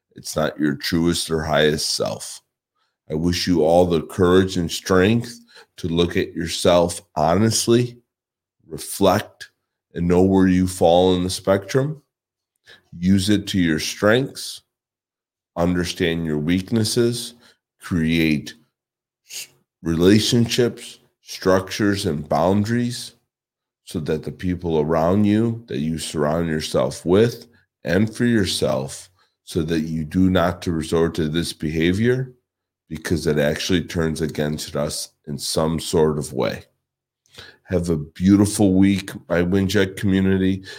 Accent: Chicago, Illinois, United States; moved away; I am originally from Chicago

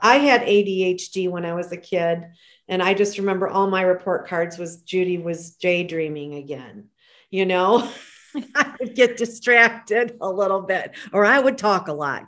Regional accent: Michigan, United States; moved away as an adult; now in Carefree, Arizona, United States; I still love my Michigan. Born and raised there.

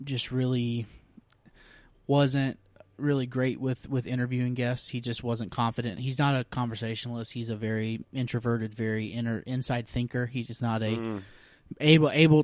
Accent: Dothan, Alabama, United States; moved away as an adult; now in Englewood, United States; I'm originally from Alabama, a small town. It's actually kind of a big town called Dothan, Alabama

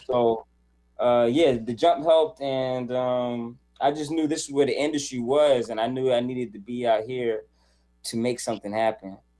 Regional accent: Charlotte, North Carolina, United States; moved away as an adult; now in California, United States; I was born and raised in Charlotte, North Carolina, and then um, when I was 24 years old, I moved to California

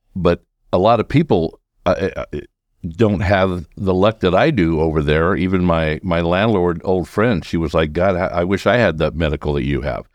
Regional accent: California, United States; also born or lived in Sacramento area; I'm a Californian

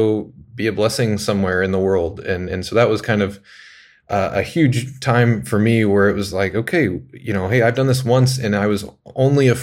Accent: Lincoln, Nebraska, United States; moved away as an adult; also born or lived in Kansas City; I grew up in Lincoln, in Nebraska, and loved it there

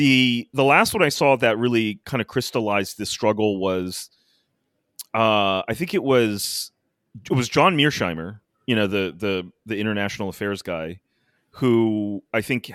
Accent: United States; as an American

